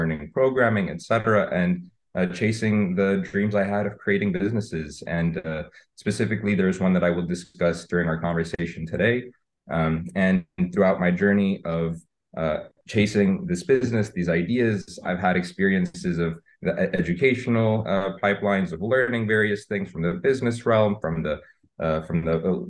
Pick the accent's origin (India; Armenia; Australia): Armenia; moved away as an adult; also born or lived in East Coast, United States; now in Los Angeles, United States; I was born on the East Coast in the US, but grew up in Armenia for most of my young life